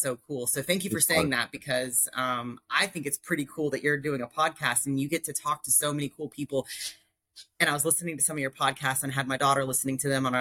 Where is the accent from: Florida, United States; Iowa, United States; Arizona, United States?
Florida, United States; Palmetto; also born or lived in Nashville, Tennessee; I grew up in South Florida, a little town called Palmetto